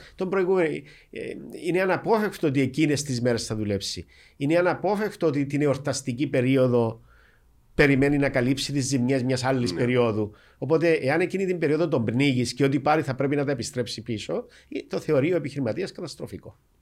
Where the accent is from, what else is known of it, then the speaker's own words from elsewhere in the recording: Vatili, Famagusta District, Cyprus; moved away; είμαι και πρόσφυγα, είμαι από τη Βατιλή